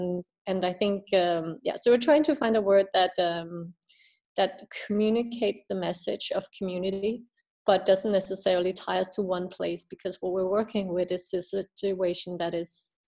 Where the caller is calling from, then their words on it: Denmark; I'm calling from Denmark today. I'll be back in Ethiopia in January.